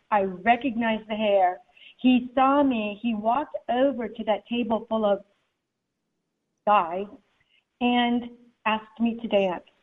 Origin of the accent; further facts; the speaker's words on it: Germany; I grew up in Germany, um, so I'm seeing all these people dressed up as Daisy Mae and little Abner.